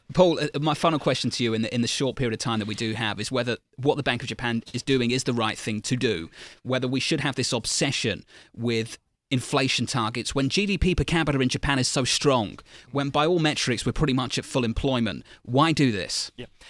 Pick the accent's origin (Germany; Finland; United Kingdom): United Kingdom; now in United States; as a Brit, a guest in your great country